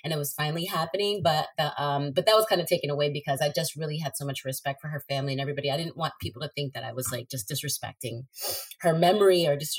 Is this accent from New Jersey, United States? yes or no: yes; New Jersey, United States; also born or lived in Maryland; I grew up back and forth. It was like Jersey City. I was born in Northburg in New Jersey, but I used to go back and forth to Maryland and New Jersey